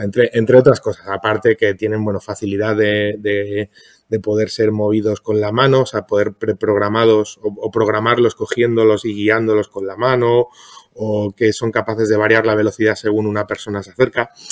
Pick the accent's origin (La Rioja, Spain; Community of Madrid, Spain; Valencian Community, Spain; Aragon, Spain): Community of Madrid, Spain; Madrid; yo soy de Madrid